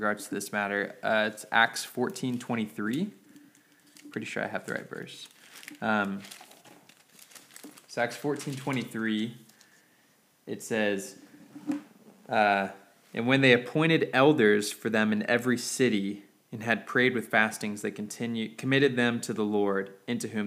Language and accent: English; Dallas, Texas, United States; I'm from Dallas